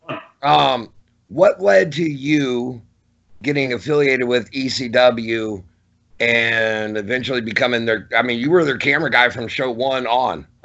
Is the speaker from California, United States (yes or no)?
no; Norfolk, Virginia, United States; I'm from Norfolk, Virginia. Norfolk Scope is my home arena